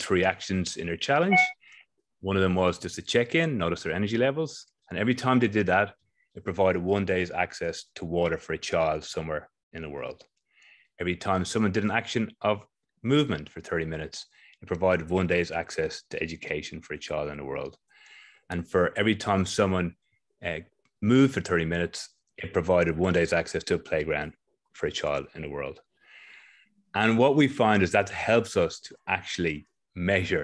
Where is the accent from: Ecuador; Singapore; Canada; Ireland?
Ireland; now in Australia; I am in Australia, but I'm originally from Ireland